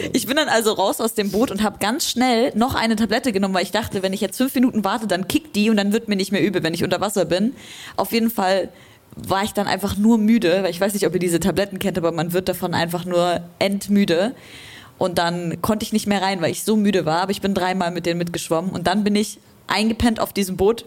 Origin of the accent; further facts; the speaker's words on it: Leipzig, Saxony, Germany; ich komme aus Leipzig